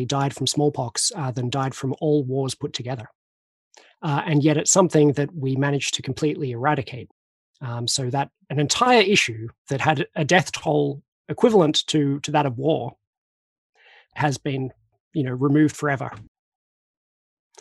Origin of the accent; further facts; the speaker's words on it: Australia; I'm Australian